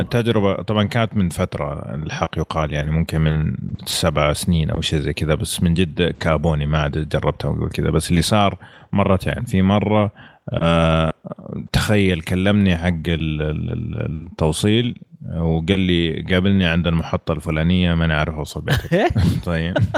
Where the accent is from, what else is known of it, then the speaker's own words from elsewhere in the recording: Saudi Arabia; احنا من السعوديه